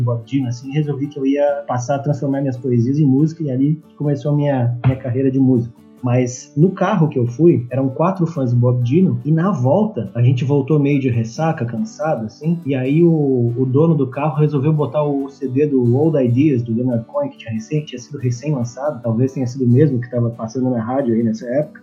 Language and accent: Portuguese; southern Brazil, Brazil; eu tenho também uma origem que é aqui do sul do Brasil